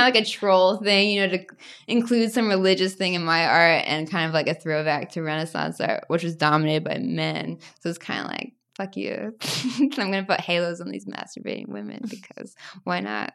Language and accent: English; United States; also born or lived in Tennessee / Arkansas; growing up in Tennessee and Arkansas where everyone's so religious